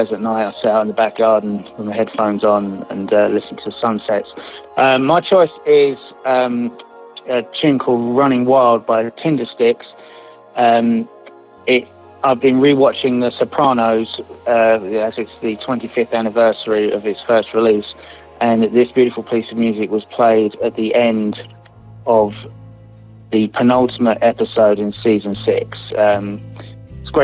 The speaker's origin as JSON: {"language": "English", "region": "London", "country": "United Kingdom", "moved": "as an adult", "lives_now": "Las Vegas, United States", "said": "I'm from London, but I live in the Las Vegas suburbs for the last 12 years."}